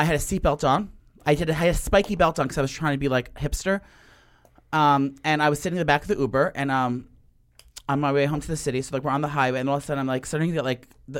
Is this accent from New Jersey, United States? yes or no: yes; New Jersey, United States; I'm from New Jersey, and their flagship store is in Short Hills Mall, where I started my career at the Mac store when I worked there when I was like 18 after school